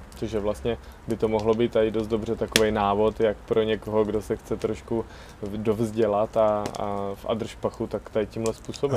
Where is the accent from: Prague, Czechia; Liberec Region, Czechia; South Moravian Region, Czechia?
South Moravian Region, Czechia; Brno; jsem z Brna.